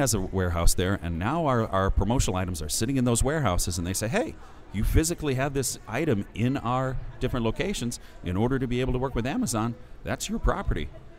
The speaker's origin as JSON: {"language": "English", "town": "Seattle", "region": "Washington", "country": "United States", "said": "I'm from Seattle, Washington."}